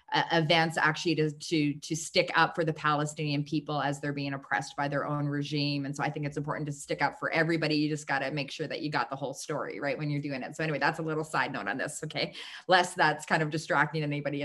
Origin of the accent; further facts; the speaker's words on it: Canada; I was kind of like the next best thing in the lineup of Canadians